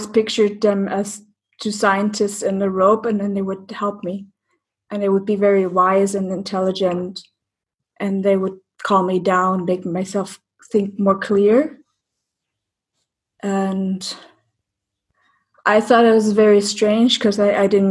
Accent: East Germany, Germany; I grew up in East Germany

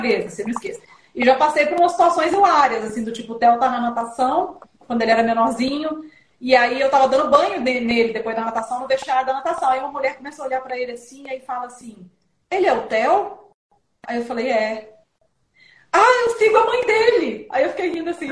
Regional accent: Belo Horizonte, Minas Gerais, Brazil; also born or lived in São Paulo / abroad; now in Vinhedo, Brazil; eu sou de Belo Horizonte, né? mas eu moro em São Paulo desde 2001, mas agora eu estou em Vinhedo. E eu morei três anos no exterior.

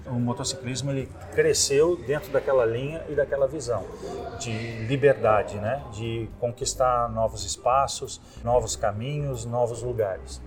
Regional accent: Rio Grande do Sul, Brazil; moved away as an adult; also born or lived in Paraná / Jaguarão, Rio Grande do Sul; now in Florianópolis, Brazil; nasci no Paraná, fui criado no Rio Grande do Sul e tô aqui desde 92

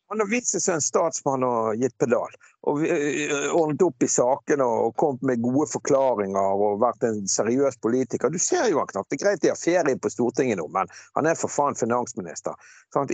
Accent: Bergen, Vestland, Norway; moved away as an adult; now in Askøy, Norway; jeg kommer fra Laksevåg

